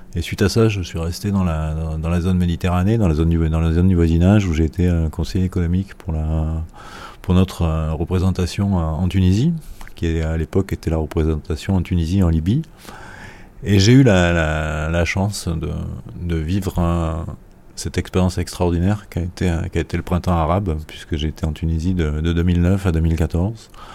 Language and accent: French; France; je suis français.